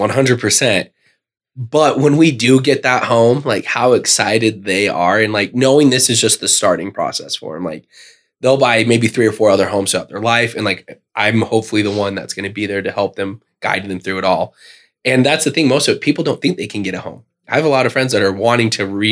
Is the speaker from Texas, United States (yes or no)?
no; Murray, Utah, United States; born and raised in Murray, graduated there, and then I went to the University of Utah